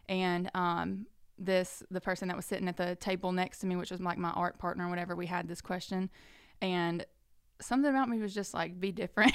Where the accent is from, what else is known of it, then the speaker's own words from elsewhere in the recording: Birmingham, Alabama, United States; now in Florence, United States; I'm originally from Birmingham